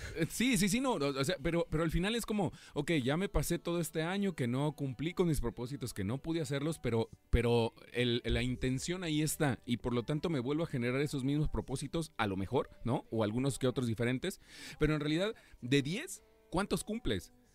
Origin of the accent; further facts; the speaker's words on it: Mexico; cómo somos buenos los mexicanos